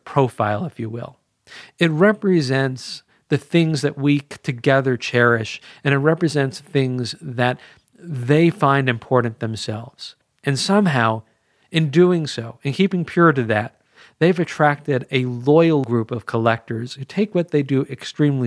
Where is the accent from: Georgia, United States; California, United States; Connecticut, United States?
California, United States; Culver City; downtown Culver City, my hometown